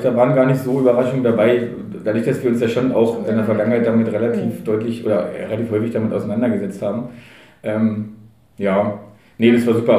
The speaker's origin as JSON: {"language": "German", "region": "Berlin", "country": "Germany", "tie": "born or raised there", "said": "ich bin in Treptow groß geworden, Treptow Köpenick"}